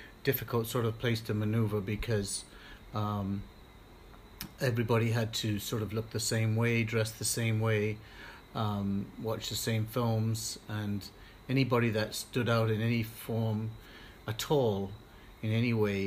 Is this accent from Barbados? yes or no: yes; Barbados; I grew up mainly in Barbados